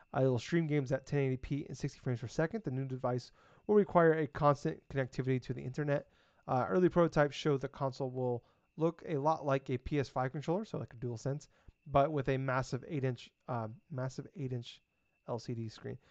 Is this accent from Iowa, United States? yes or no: yes; Iowa, United States; I'm from Iowa